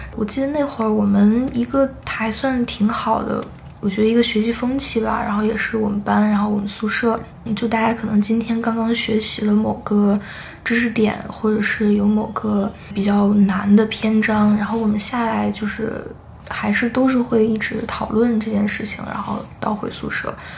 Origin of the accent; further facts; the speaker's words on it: China; 我是从中国来的